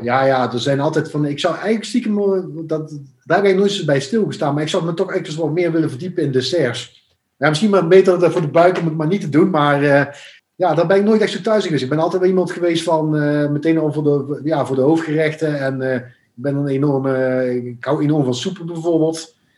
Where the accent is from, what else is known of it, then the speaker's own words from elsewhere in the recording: Venlo, Limburg, Netherlands; moved away; ik kom oorspronkelijk uit Venlo, eh, Limburg